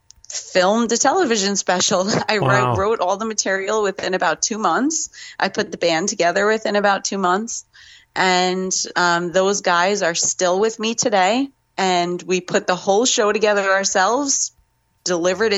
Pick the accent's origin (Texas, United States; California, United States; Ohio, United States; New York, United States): New York, United States; Growing up in New York